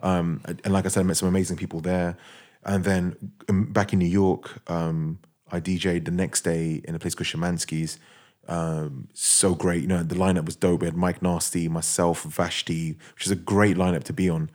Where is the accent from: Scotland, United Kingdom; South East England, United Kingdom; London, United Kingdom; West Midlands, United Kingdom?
London, United Kingdom; I'm a guy from London